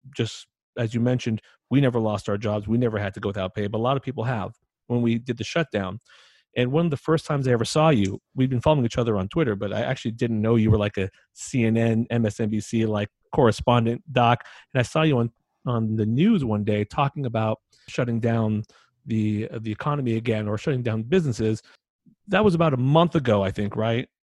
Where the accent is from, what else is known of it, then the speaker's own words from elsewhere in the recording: United States; I, as an American